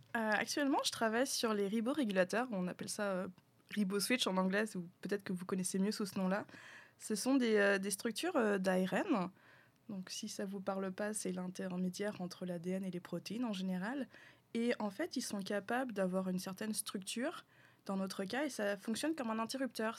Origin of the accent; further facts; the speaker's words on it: France; moved away as an adult; also born or lived in Quebec; now in Canada; je suis français